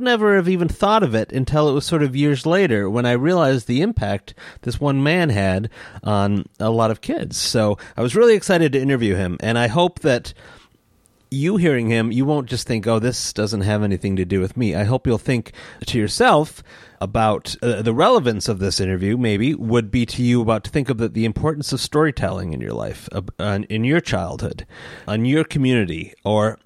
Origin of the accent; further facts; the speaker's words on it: East Lansing, Michigan, United States; the neighborhood that I grew up in East Lansing